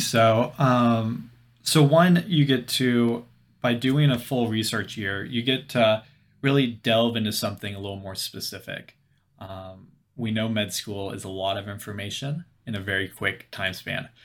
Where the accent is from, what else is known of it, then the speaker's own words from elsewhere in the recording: Louisville, Kentucky, United States; moved away as an adult; now in Bethesda, United States; I'm from Louisville, Kentucky, uh, but currently over at, uh, in Bethesda, Maryland